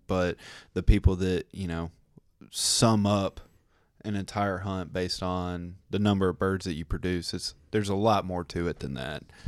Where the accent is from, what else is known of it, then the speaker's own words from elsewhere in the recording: Tennessee, United States; we're from Tennessee